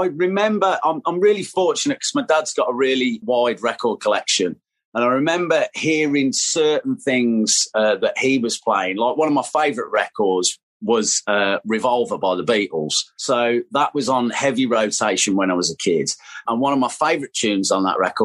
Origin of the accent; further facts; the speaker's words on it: Tamworth, West Midlands, United Kingdom; my hometown, which was Tamworth